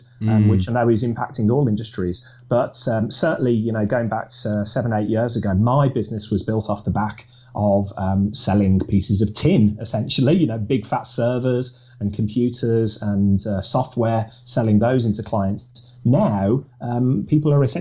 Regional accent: Birmingham, West Midlands, United Kingdom; also born or lived in Newcastle upon Tyne / Manchester; I'm from Birmingham, and that's where I was born and bred.

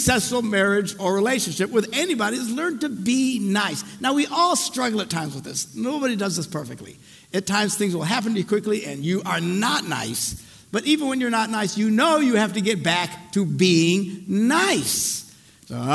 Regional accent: Green Bay, Wisconsin, United States; I'm from Green Bay

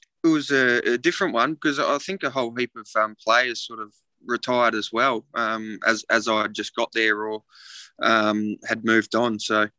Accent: Mackay, Queensland, Australia; Yeah, he's a Tasmanian, and then moved up when I was born to Mackay in North Queensland.

